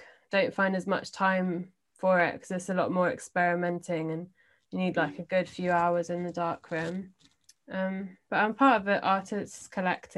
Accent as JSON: {"language": "English", "region": "London", "country": "United Kingdom", "said": "I'm from London"}